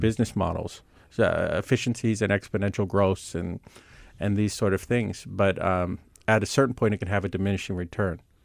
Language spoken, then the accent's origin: English; Silicon Valley, California, United States; I grew up near the Silicon Valley